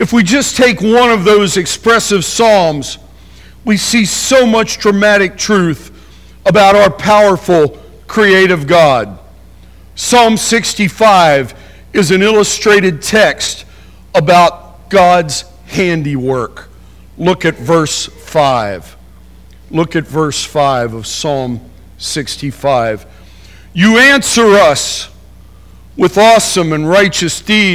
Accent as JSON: {"language": "English", "area": "Appalachian Mountains", "region": "Pennsylvania", "country": "United States", "tie": "born or raised there", "said": "I remember growing up in the Appalachian Mountains, Pennsylvania"}